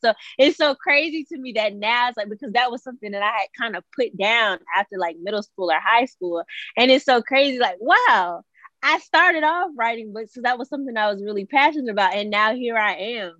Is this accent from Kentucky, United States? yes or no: no; Suffolk, Virginia, United States; I am from Suffolk, Virginia. It's a little small city in um, Virginia.